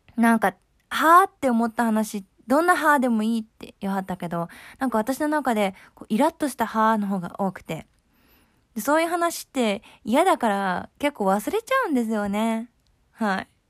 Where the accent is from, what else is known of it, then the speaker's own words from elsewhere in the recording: Kyoto, Japan; accent: Kansai dialect; 私は京都出身、京都育ちなんですけれども